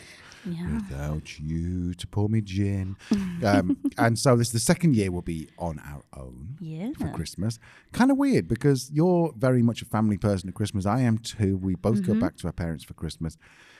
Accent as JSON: {"language": "English", "region": "England", "country": "United Kingdom", "moved": "yes", "said": "we're English. We're British."}